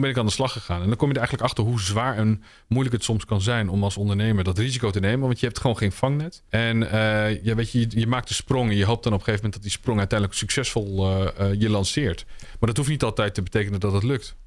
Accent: Utrecht, Netherlands; Ik ben geboren in Utrecht en opgegroeid in een achterstandswijk.

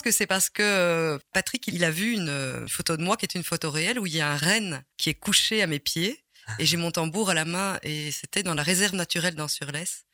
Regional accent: Ottignies, Wallonia, Belgium; also born or lived in Rixensart; now in Rochefort, Belgium; Je suis né à Otigny

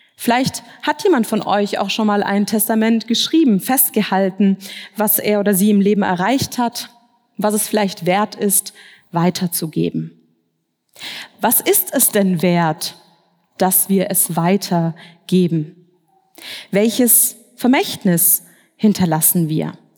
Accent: Swabia, Baden-Württemberg, Germany; moved away as an adult; now in Frankfurt, Germany; Ich bin aber eigentlich im Schwabenland aufgewachsen, in einer schwäbischen Kleinstadt

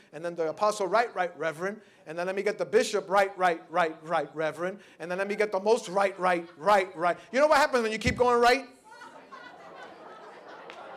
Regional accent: New York City, New York, United States; I grew up in the Lower East Side

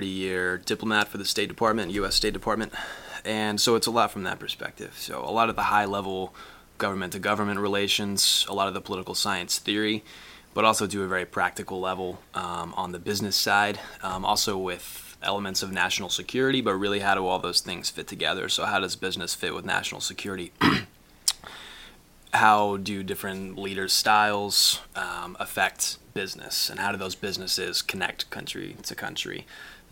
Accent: Arlington, Texas, United States; moved away as an adult; also born or lived in New Mexico; now in Boston, United States; I grew up outside of Dallas, Texas in Arlington

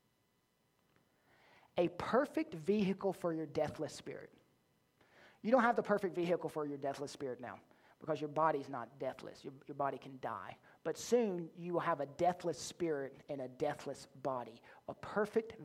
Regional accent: the South, United States; I was born in the South

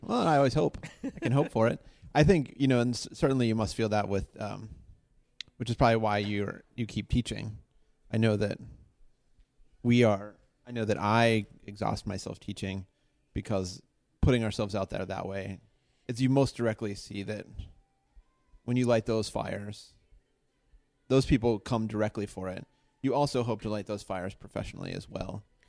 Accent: Pittsburgh, Pennsylvania, United States; I grew up in Pittsburgh

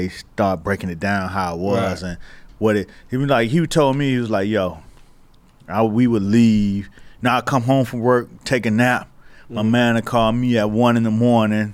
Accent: Miami, Florida, United States; I'm from Miami.

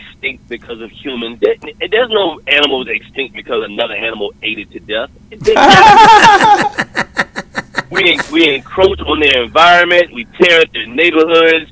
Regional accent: Charlotte, North Carolina, United States; moved away; also born or lived in Hollywood / New York; North Carolina, Charlotte.

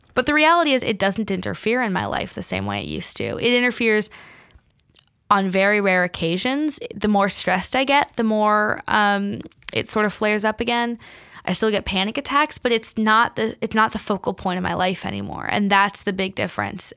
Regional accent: Bay Area, California, United States; moved away as an adult; now in New York, United States; I grew up in California

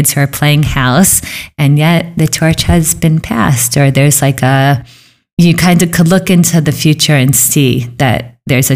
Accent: New York, United States; moved away as an adult; also born or lived in Philadelphia; I'm from New York

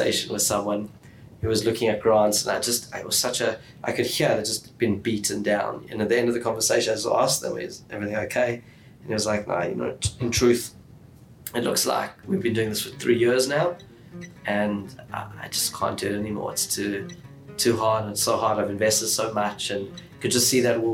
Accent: Johannesburg, Gauteng, South Africa; moved away as an adult; also born or lived in Israel / Sydney, Australia; now in Melbourne, Australia; we grew up in Johannesburg

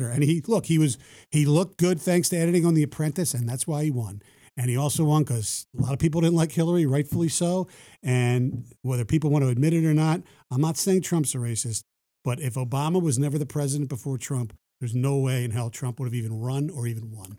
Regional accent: East Coast, United States; now in Detroit, United States; I grew up on the East Coast

